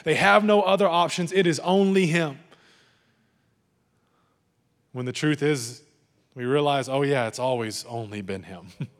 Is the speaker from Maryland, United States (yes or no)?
no; Texas, United States; we got to be careful of growing up in the Bible Belt and in West Texas.